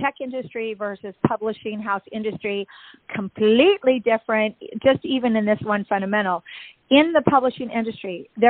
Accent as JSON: {"language": "English", "town": "Seattle", "region": "Washington", "country": "United States", "lives_now": "Tampa, United States", "said": "you'll see that I came from Seattle, Washington to Tampa, Florida."}